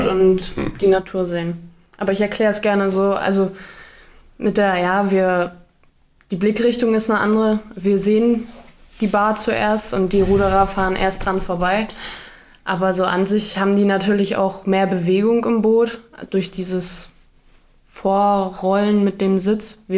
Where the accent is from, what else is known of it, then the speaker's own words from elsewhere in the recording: Waren an der Müritz, Mecklenburg-Vorpommern, Germany; Ähm, ich bin 21 Jahre alt und ich komme ursprünglich aus Waren an der Müritz, aus dem schönen Mecklenburg-Vorpommern.